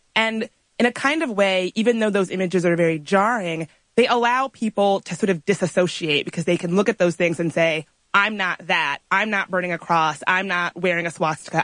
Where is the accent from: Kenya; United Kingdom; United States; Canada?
United States; Richmond, Virginia; I grew up right outside of Richmond, Virginia